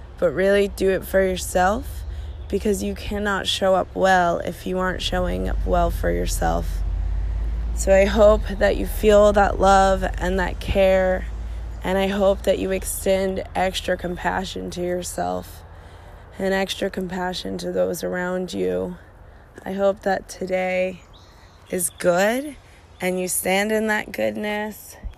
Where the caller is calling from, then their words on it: Portland, Oregon, United States; I am calling from Portland, Oregon.